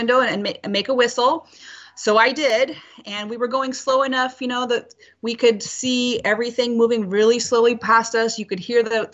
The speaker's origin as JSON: {"language": "English", "area": "Colville Reservation", "region": "Washington", "country": "United States", "tie": "born or raised there", "said": "I grew up on the Colville Reservation in high school"}